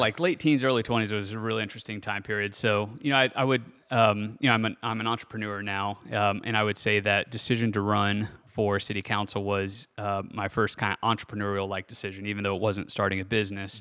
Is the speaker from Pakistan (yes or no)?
no; Bellefontaine, Ohio, United States; I'm from Belle Fountain, Ohio, which is northwest of Columbus, about forty-five minutes, pretty small community, so city population of, you know, fourteen thousand people, and actually grew up out in the country